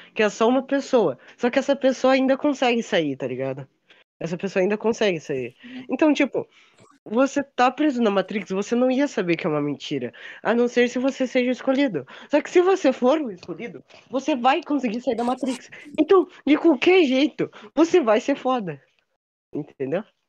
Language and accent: Portuguese; South Region, Brazil; Eu e a Ayan somos sulistas